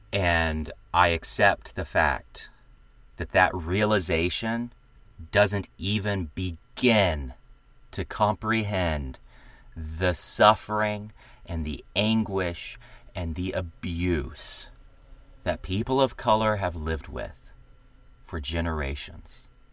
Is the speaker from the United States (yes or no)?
yes; the American South, United States; I am a Southerner